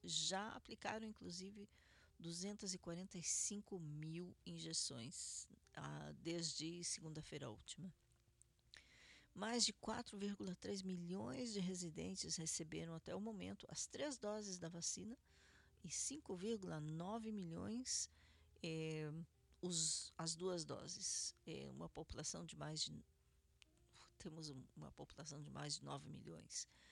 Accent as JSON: {"language": "Portuguese", "town": "Curitiba", "region": "Paraná", "country": "Brazil", "tie": "born or raised there", "moved": "yes", "lives_now": "Israel", "said": "Curitiba, Paraná, minha cidade natal"}